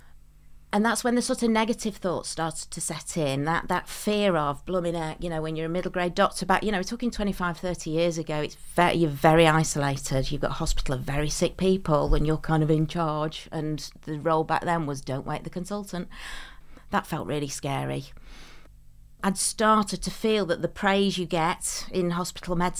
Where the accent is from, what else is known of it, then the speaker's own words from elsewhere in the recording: Derbyshire, East Midlands, United Kingdom; now in Sheffield, United Kingdom; Sheffield is my adopted home. I was from Derbyshire